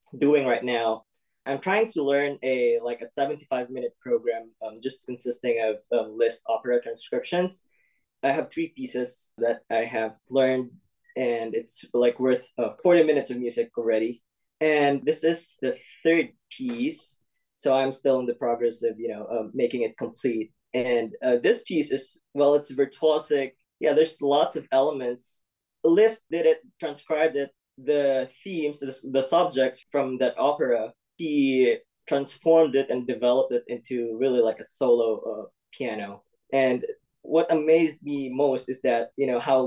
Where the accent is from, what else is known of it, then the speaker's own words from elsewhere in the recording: Bontoc, Eastern Visayas, Philippines; moved away as an adult; now in Iowa, United States; I was born and raised in Bontoc, Southern Leyte, in Philippines, in Visayas